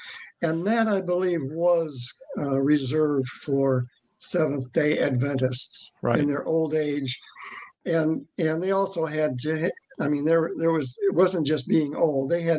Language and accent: English; Worth, Michigan, United States; I'm from Worth, Michigan, which Worth is right up there in the thumb.